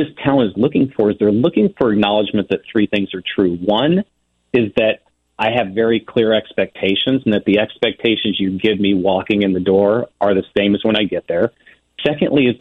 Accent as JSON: {"language": "English", "area": "Ozark Mountains", "region": "Missouri", "country": "United States", "tie": "born or raised there", "said": "I grew up in the Ozark Mountains in Missouri"}